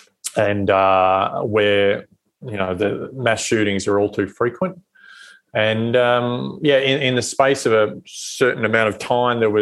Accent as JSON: {"language": "English", "country": "Australia", "moved": "as an adult", "lives_now": "United States", "said": "as an Australian"}